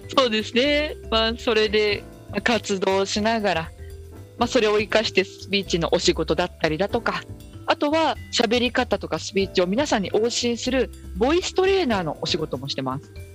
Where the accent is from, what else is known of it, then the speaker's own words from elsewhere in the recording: Minamibōsō, Chiba, Japan; 私はすごい田舎千葉の南房総っていうところの出身